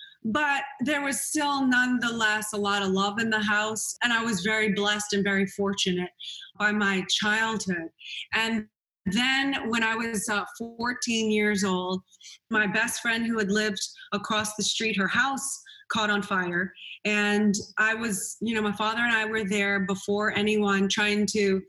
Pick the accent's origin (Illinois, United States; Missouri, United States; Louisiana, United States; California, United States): Louisiana, United States; New Orleans; Well, you know, I grew up in New Orleans, Louisiana, New Orleans, darling.